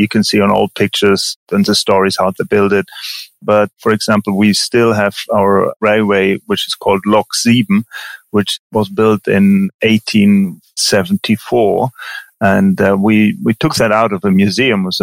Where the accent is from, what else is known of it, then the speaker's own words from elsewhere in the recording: Germany; also born or lived in Engelberg, Switzerland; now in Vitznau, Switzerland; I'm born and brought up in Germany